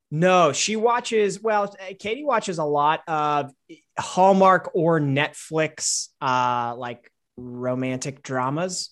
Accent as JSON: {"language": "English", "region": "Wisconsin", "country": "United States", "tie": "born or raised there", "said": "my home state of Wisconsin"}